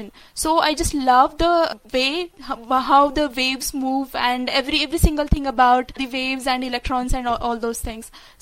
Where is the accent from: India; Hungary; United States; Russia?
India; I'm from India.